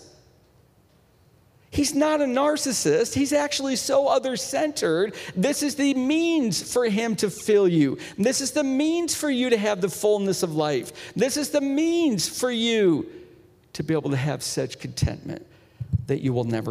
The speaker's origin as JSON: {"language": "English", "region": "Northeast", "country": "United States", "said": "I'm from the Northeast. We've got the Poconos."}